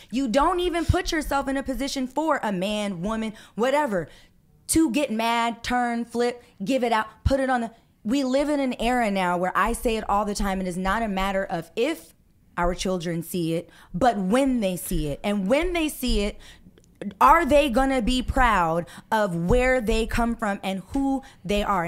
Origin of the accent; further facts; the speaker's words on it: Los Angeles, California, United States; I grew up in Hollywood.